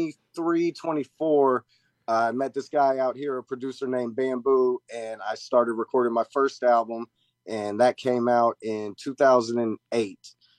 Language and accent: English; Wichita, Kansas, United States; also born or lived in Redbud, Illinois / Pittsburgh, Kansas / Omaha, Nebraska; now in Florida, United States; I was born in Redbud, Illinois, moved to another place in Illinois I can't think of, Pittsburgh, Kansas, then Omaha, Nebraska, then Wichita, Kansas, and that's where I spent my teens, so I say Wichita, okay.